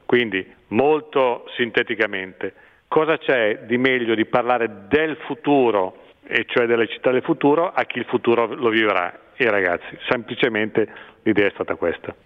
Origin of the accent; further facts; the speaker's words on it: Brianza, Lombardy, Italy; also born or lived in Milan; sono nato a Milano perché allora si nasceva in clinica, in una clinica milanese, ma ho vissuto in, in Brianza